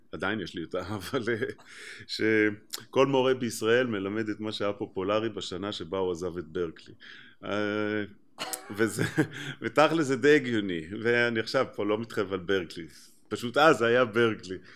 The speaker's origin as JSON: {"language": "Hebrew", "country": "Israel", "said": "בתור ישראלי"}